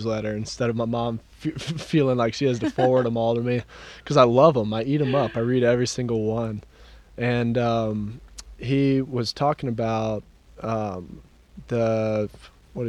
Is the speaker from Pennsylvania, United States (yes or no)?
no; Dripping Springs, Texas, United States; also born or lived in Austin; when I grew up in Dripping Springs, it wasn't cool